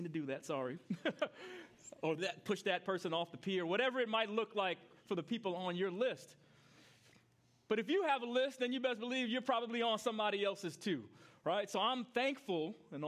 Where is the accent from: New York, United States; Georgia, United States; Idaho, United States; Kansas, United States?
New York, United States; I grew up in New York